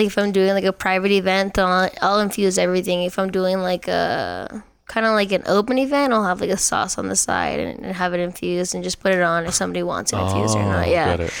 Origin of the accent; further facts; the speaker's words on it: Philippines; since I'm Filipino, I'll do like teriyaki bowls, like lumpia, stuff like that.